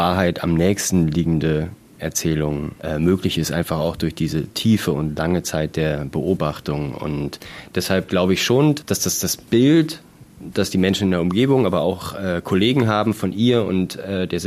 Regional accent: Germany; Wir kommen aus Deutschland.

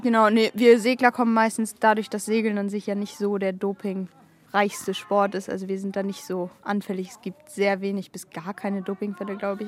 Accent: Kiel, Schleswig-Holstein, Germany; ich bin mehr oder weniger in Schilksee beziehungsweise Strande aufgewachsen

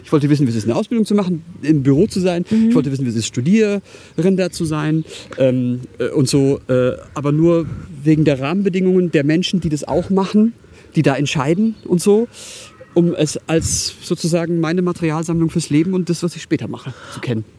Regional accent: Karlsruhe, Baden-Württemberg, Germany; born or raised there

